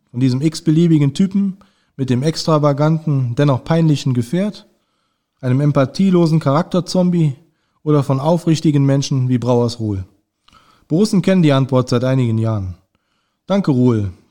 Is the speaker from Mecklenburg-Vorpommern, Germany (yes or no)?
no; Mönchengladbach, North Rhine-Westphalia, Germany; als gebürtiger Gladbacher und Altstadtkind ähm, lag es nahe, dass ich über das wahrscheinlich bekannteste Altstadtkind Mönchengladbachs einen Artikel verfasse